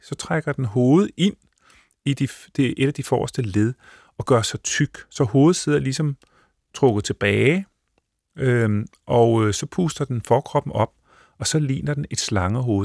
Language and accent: Danish; northern Bornholm, Capital Region of Denmark, Denmark; jeg voksede op på Nordbornholm, hvor det myldrede med sjove sommerfugle